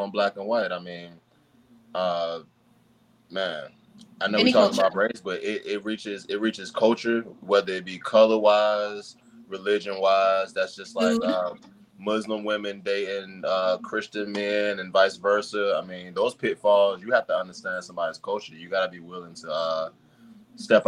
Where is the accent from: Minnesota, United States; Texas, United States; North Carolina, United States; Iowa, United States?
North Carolina, United States; moved away; also born or lived in Washington, D.C.; I grew up in the country I grew up in North Carolina